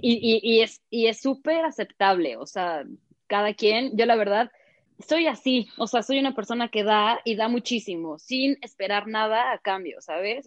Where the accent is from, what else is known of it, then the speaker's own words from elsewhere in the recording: Mexico; todavía nos falta como mexicanos aprender a valorar